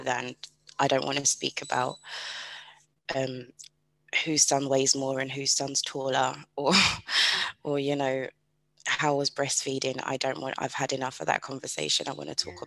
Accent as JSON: {"language": "English", "country": "United Kingdom", "said": "I am British"}